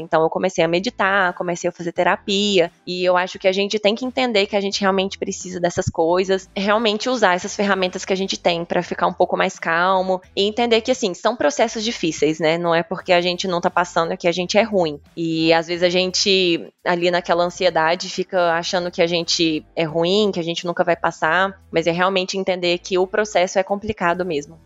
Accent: Formiga, Minas Gerais, Brazil; accent: interior de Minas; moved away as an adult; also born or lived in Uberlândia, Brazil; now in Itu, Brazil; mas eu sou natural de Minas, de uma cidade chamada Formiga. Vocês devem perceber pelo sotaque que eu sou do interior de Minas

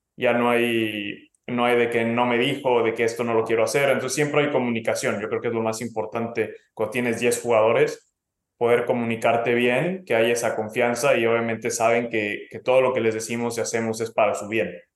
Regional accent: Mexico; now in California, United States; me fui de México y estaba en otro país con otro idioma

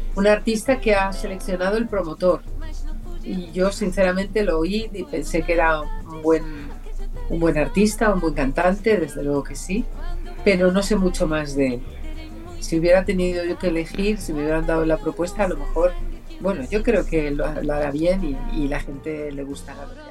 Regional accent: Region of Murcia, Spain; also born or lived in Paris, France; now in Valencia, Spain; yo nací en París, me crié en un pueblecito de Murcia, pero llevo muchísimos, casi 50 años viviendo en Valencia

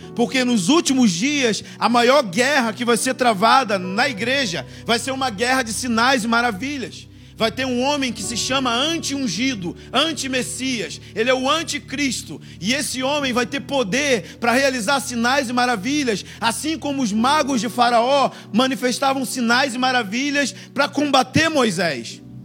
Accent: Rio de Janeiro, Brazil; moved away as an adult; now in Monte Mor, Brazil; sou carioca

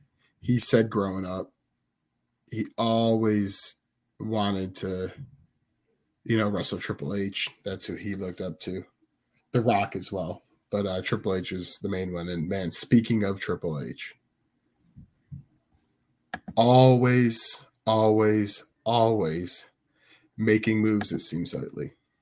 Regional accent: Chicago, Illinois, United States; All Out in my hometown, CM Punk's hometown, and Tone's hometown.

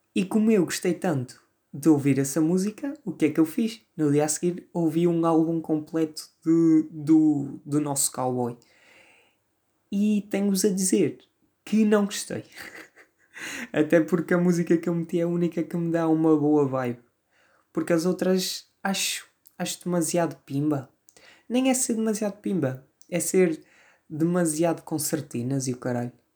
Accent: Vila Maior, Norte, Portugal; accent: northern, Porto-influenced; sou do Norte, sou do Norte. Até porque se, to... se nota bem aqui no meu sotaque vincado

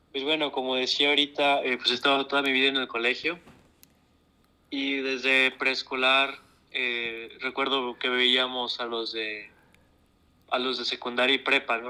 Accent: Monclova, Coahuila, Mexico; soy de Monclova, Coahuila

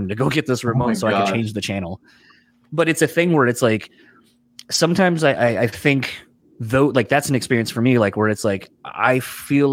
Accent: Delaware, United States; moved away; growing up in Delaware originally, that's where I'm from

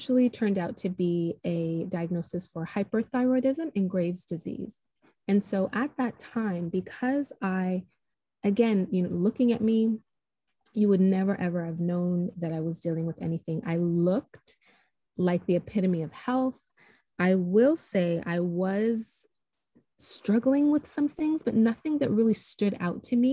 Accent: Toronto, Ontario, Canada; moved away as an adult; now in Nashville, United States; So I am originally from Toronto, Canada, but I'm living just outside of Nashville, Tennessee. So I relocated here about 13 years ago now

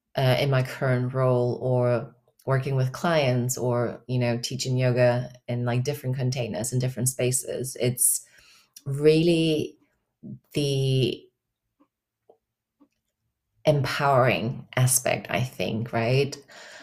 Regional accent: Germany; I currently reside in Germany. I'm from Germany originally, but I've kind of lived all over.

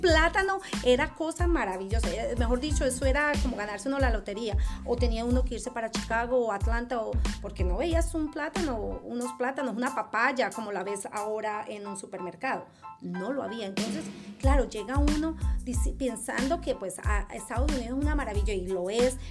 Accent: Ibagué, Tolima, Colombia; first language Spanish; moved away as an adult; also born or lived in Kansas City, United States; now in United States; yo soy original de Colombia, soy colombiana, soy ibaguereña, la ciudad musical de Colombia

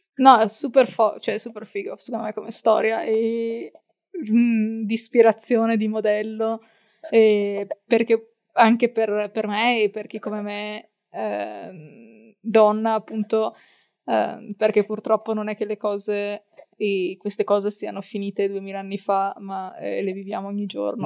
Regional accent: Verona, Valpolicella, Veneto, Italy; Io sono di Verona, eh, quindi, eh, eh, anzi della Valpo, quindi fianco e sassi, si direbbe dalle mie parti

